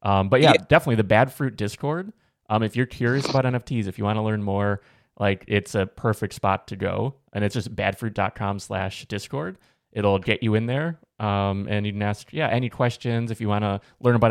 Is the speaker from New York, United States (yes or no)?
no; Chicago, Illinois, United States; I'm from Chicago, so Midwest in the U.S.